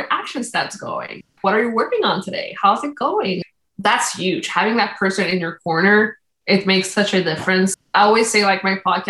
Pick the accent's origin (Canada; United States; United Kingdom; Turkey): Canada; first language Spanish; English is a second language; also born or lived in Dominican Republic; I came to Canada back when I was 1 year old